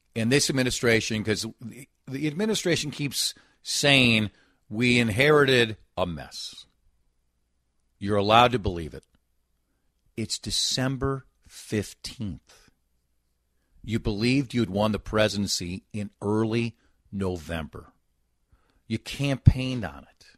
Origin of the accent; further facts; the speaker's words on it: Golden Valley, Minnesota, United States; I was born and lived in Golden Valley